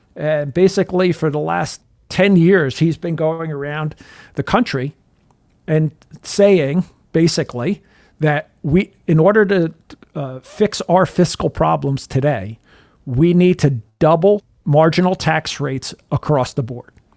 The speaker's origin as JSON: {"language": "English", "region": "New Jersey", "country": "United States", "said": "I'm from New Jersey"}